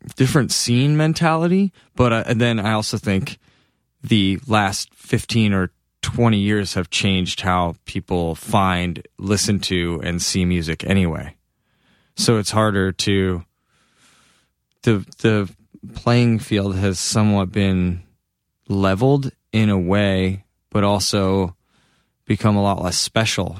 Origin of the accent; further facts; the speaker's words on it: Massachusetts, United States; moved away as an adult; also born or lived in Boston; now in Los Angeles, United States; being back in Massachusetts, it feels like where I was made